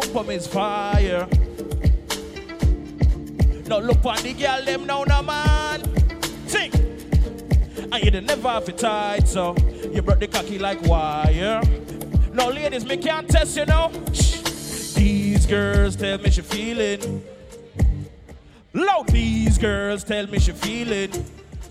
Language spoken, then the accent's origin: English; Jamaica; I'm from Jamaica